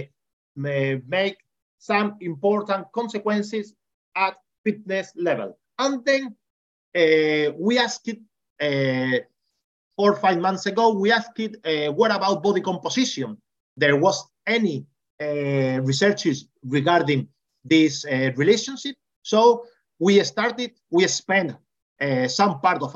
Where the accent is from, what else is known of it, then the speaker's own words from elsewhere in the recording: Extremadura, Spain; I came from Extremadura.